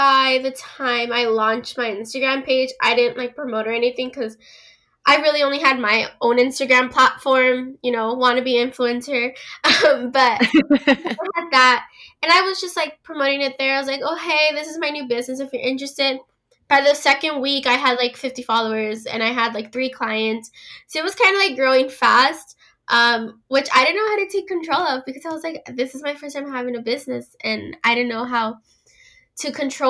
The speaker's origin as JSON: {"language": "English", "region": "California", "country": "United States", "said": "I'm 17 years old. I'm from California."}